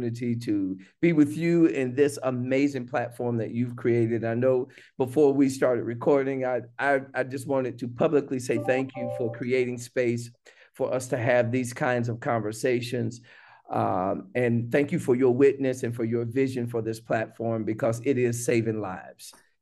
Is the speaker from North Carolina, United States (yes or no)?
yes; North Carolina, United States; now in Fort Mill, United States; I currently reside in Fort Mill, South Carolina, but I am originally from North Carolina